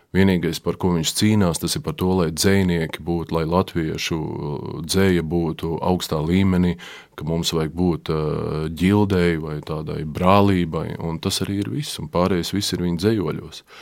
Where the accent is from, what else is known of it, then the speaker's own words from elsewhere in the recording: Jelgava, Zemgale, Latvia; accent: Jelgava dialect; Un ja es kā es to runātu, tai savā tajā savā nezinu, kā sauc. Jelgavas izloksnē, jā.